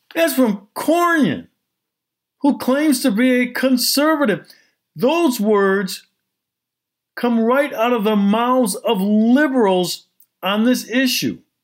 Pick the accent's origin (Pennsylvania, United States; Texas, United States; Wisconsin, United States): Wisconsin, United States; Milwaukee; Milwaukee, my hometown